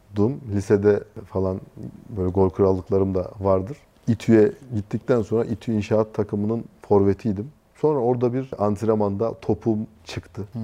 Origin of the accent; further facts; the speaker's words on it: Konya, Turkey; also born or lived in Istanbul / Taşkent, Konya; Ben Konya'da doğdum. Konya'da büyüdüm. Liseyi Konya'da okudum.